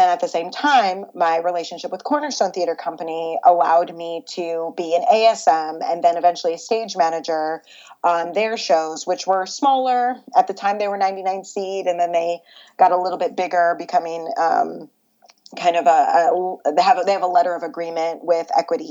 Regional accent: Grand Rapids, Michigan, United States; moved away as an adult; also born or lived in Los Angeles; my hometown in Grand Rapids has a professional opera company

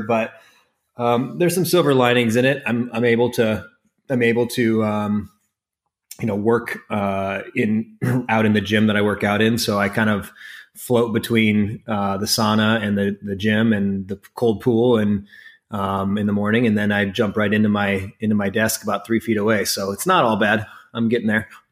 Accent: Crofton, Nebraska, United States; now in Bedford, New York, United States; I was raised in a farm town, um, in northeastern Nebraska called Crofton.

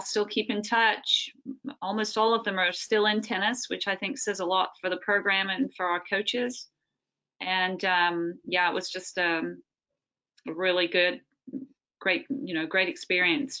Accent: England, United Kingdom; moved away; I come from England

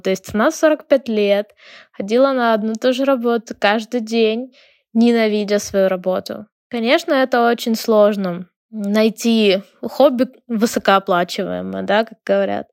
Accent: Ukraine; also born or lived in Lviv; Я из Украины, живу в городе Львове

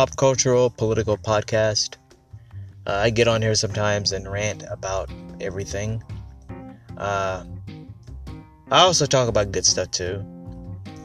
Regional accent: United States; being an American

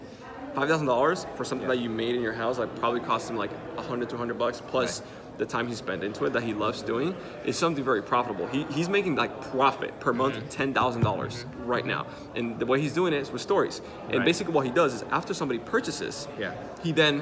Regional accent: Dominican Republic; first language Spanish; English is a second language; I'm from the Dominican Republic

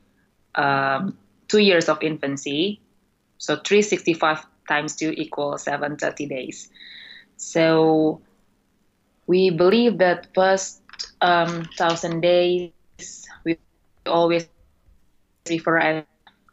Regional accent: Indonesia; moved away as an adult; now in United Kingdom; my home country, Indonesia

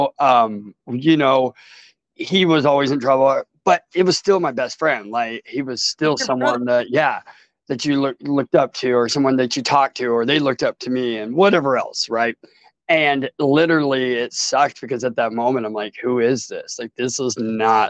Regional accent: Portland, Oregon, United States; I'm from Portland, Oregon. Yeah. And I grew up in Portland, Southeast Portland, Oregon

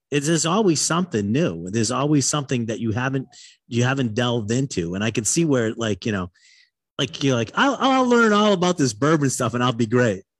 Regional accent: Massachusetts, United States; I'm a northern boy, and I grew up in Massachusetts

